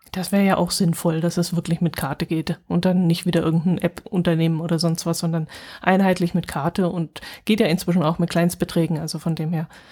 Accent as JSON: {"language": "German", "region": "Allgäu", "country": "Germany", "said": "bei uns im Allgäu"}